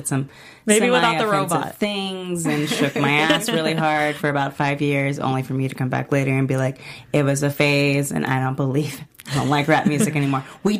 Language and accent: English; Texas, United States; I am from Texas.